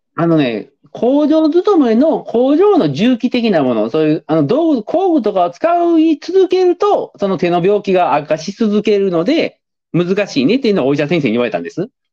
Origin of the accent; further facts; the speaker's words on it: Kobe, Hyogo, Japan; moved away as an adult; 僕も、もともと出身地は神戸市ですけど